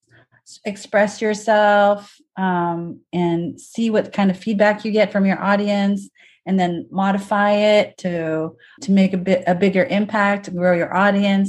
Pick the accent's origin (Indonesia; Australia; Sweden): Indonesia; now in United States; I'm from Indonesia